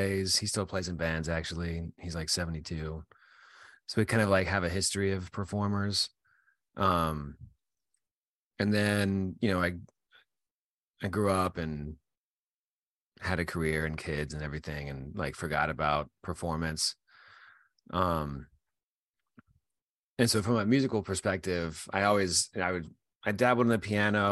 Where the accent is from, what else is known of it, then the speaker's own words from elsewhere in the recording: Utah, United States; now in Virginia, United States; I grew up in Utah and I live in Virginia now, but I grew up in Utah